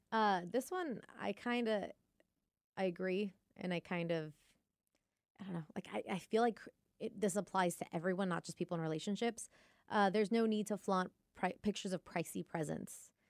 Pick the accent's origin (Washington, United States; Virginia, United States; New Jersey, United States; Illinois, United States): Washington, United States; Lake Stevens; I'm from Lake Stevens